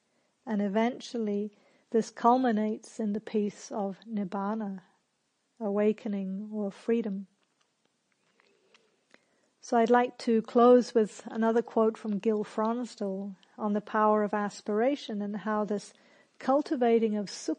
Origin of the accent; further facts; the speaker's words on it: England, United Kingdom; also born or lived in New Zealand; now in Australia; So I grew up in England and New Zealand, and in those countries there's a lot of social pressure to not blow your own trumpet.